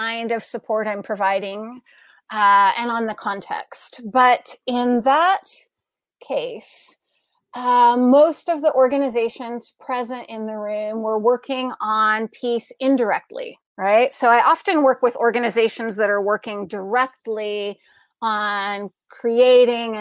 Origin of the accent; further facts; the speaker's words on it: United States; moved away as an adult; as an American here in the United States, which I see through a unique lens because I lived and worked a lot of my adult life overseas. I'm a returnee to my home